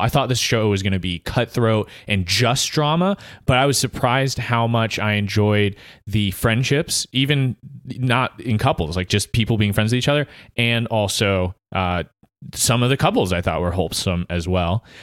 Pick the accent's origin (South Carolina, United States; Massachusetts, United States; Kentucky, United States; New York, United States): South Carolina, United States; Easley; I'm a podcaster from Easley